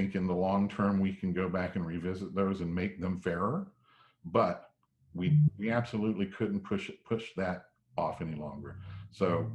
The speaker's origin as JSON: {"language": "English", "region": "South Georgia", "country": "United States", "tie": "born or raised there", "moved": "yes", "lives_now": "Fayetteville, United States", "said": "I was born down in South Georgia and grew up in an agricultural world all my life"}